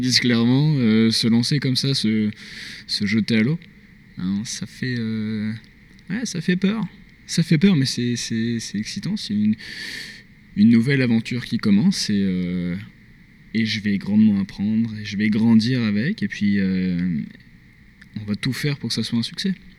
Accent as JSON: {"language": "French", "town": "Grenoble", "region": "Auvergne-Rhône-Alpes", "country": "France", "moved": "as an adult", "lives_now": "Montreal, Canada", "said": "je suis français, je viens de Grenoble"}